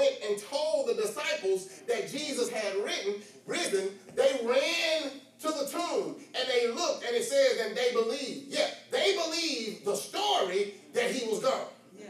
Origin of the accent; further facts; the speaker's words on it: Missouri, United States; I'm from Missouri, the show me state.